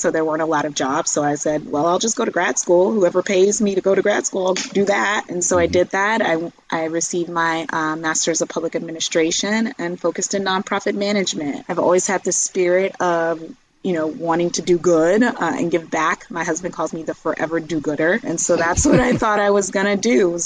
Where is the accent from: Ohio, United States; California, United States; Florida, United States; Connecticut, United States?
California, United States; Southern; moved away as an adult; also born or lived in North Carolina / Atlanta / Minnesota; I was born and raised in Southern California to a single mom